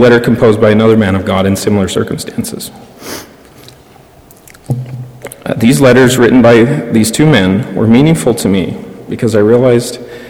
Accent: Utah, United States; As some of you know, I was born and raised in Utah as a member of the Church of Jesus Christ of Latter-day Saints.

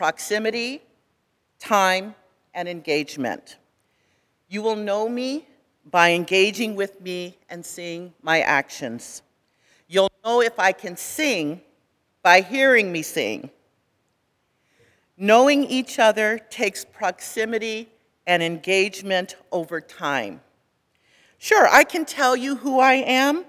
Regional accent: California, United States; I grew up in California.

